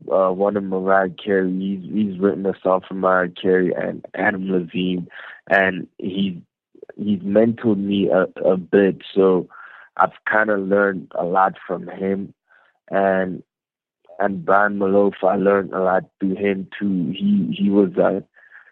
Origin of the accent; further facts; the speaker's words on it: Free State, South Africa; I grew up in the Free State in a city called Zalkum